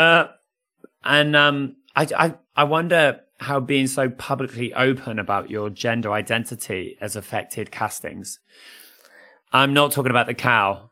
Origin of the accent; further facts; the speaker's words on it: United Kingdom; as British people and families in particular, we accept Panto as part of our culture